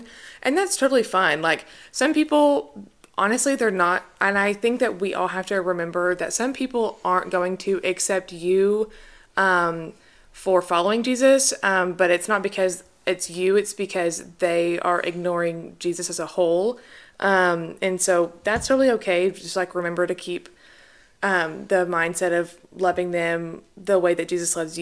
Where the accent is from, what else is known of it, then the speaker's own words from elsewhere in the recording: Conway, Arkansas, United States; born and raised in Arkansas